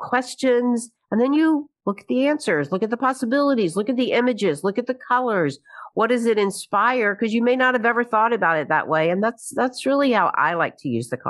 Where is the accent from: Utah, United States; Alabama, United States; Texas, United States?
Alabama, United States; Birmingham; moved away as an adult; also born or lived in New York; now in Birmingham, United States; I moved back to Birmingham from New York, right, in New York, 35 years, came back to Birmingham